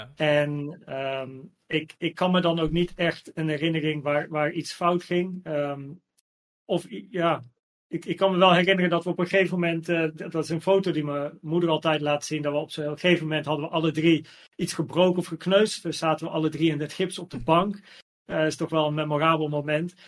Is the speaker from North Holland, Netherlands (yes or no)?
yes; Naarden, North Holland, Netherlands; also born or lived in Blaricum; ik ben geboren in Blarikum, maar we woonden in Naarden.